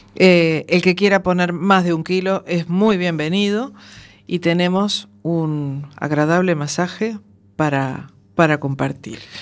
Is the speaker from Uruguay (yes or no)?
yes; Uruguay; moved away; 40 días estuve yo eh, en mi tierra viviendo experiencias nuevas